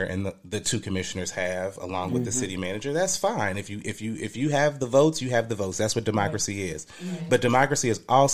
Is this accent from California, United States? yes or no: no; Dayton, Ohio, United States; also born or lived in Trotwood, Ohio; so I'm from Trotwood, technically. I grew up in Townview.